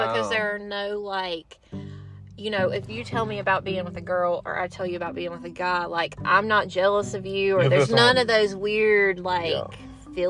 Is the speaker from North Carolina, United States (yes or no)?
yes; North Carolina, United States; We are both from North Carolina.